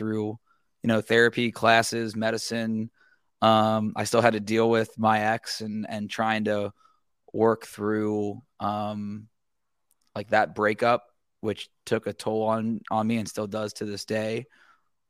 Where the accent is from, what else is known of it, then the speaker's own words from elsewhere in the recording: Cincinnati, Ohio, United States; I'm from Cincinnati. I grew up there